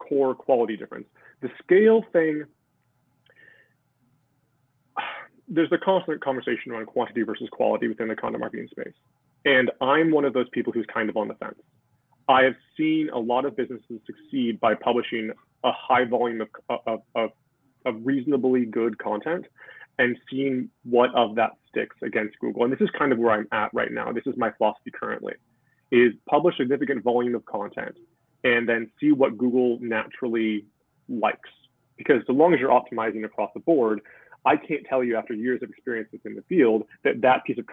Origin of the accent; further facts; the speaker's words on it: Seattle, Washington, United States; moved away as an adult; now in Wales, United Kingdom; I'm from Seattle.